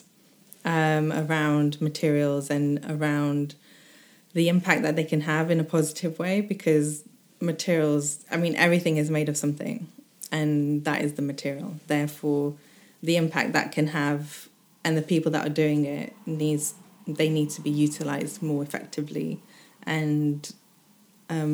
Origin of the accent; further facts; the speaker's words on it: United Kingdom; I say I'm British mainly. South Asian British sometimes.